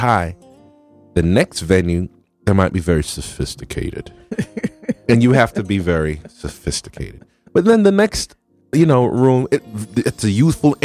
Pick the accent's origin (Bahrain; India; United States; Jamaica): Jamaica; moved away; I'm Jamaican